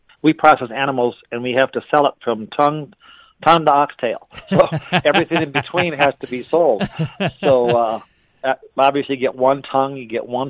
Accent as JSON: {"language": "English", "region": "Wisconsin", "country": "United States", "tie": "born or raised there", "moved": "yes", "said": "I grew up in Wisconsin, and so we have a plant up there, too"}